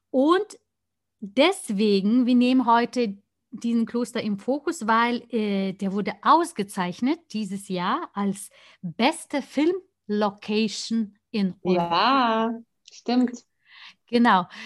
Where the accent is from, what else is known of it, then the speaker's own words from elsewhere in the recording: Lithuania; Journalistin und Litauischlehrerin. Der Podcast ist aber für alle, die sich für mein Heimatland interessieren